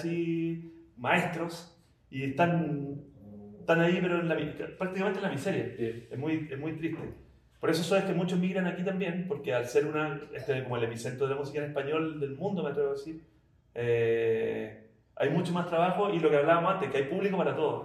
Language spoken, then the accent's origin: Spanish; Chile; vinimos con mi banda de Chile